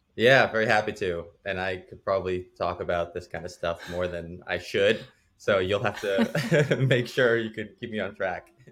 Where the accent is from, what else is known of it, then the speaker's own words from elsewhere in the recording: New Jersey, United States; I grew up in New Jersey